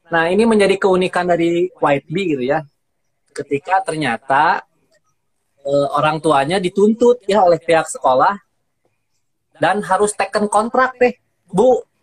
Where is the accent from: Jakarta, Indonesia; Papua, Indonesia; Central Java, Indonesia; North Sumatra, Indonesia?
Jakarta, Indonesia; South Jakarta; Iya, Tangerang Selatan, kita dari Jakarta Selatan.